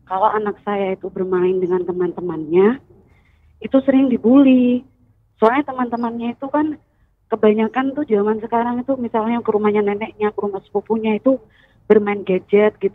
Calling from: Bondowoso, East Java, Indonesia; Saya dari … dari Bondowoso.

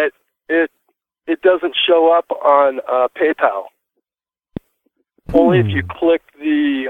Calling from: California, United States; That's just, we're just north of Baja, California.

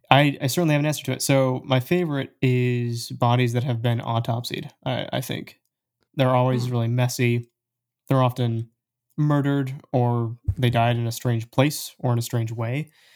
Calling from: Portland, Oregon, United States; I'm here from Portland, Oregon, the land of the hipsters and incredibly expensive coffee.

